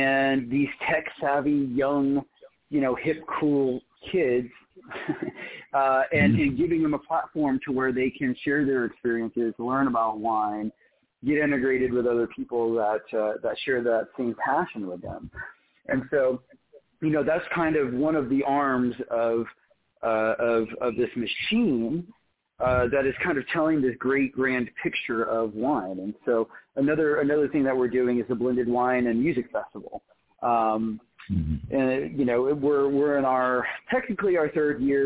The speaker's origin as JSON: {"language": "English", "region": "Oklahoma", "country": "United States", "tie": "born or raised there", "also_born_or_lived": "Israel", "said": "I was born in Israel and grew up in Oklahoma"}